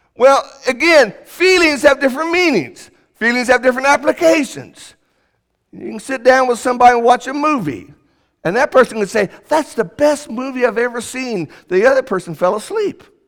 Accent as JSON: {"language": "English", "town": "Indianapolis", "region": "Indiana", "country": "United States", "tie": "born or raised there", "moved": "yes", "said": "when I grew up in Indianapolis"}